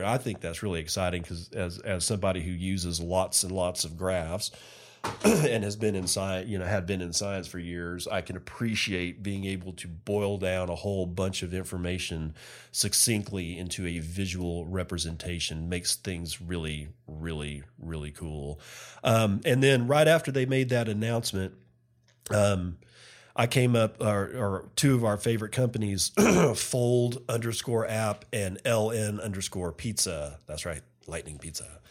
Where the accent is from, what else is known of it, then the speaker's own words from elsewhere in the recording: United States; as an American